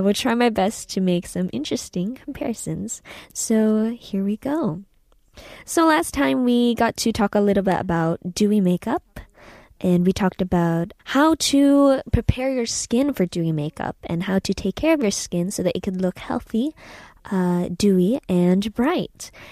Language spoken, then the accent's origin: English; San Francisco, California, United States; moved away as an adult; also born or lived in Philippines; now in South Korea; I was born in the Philippines and I was raised in uh, California, San Francisco, and uh, after that I came to Korea in 2016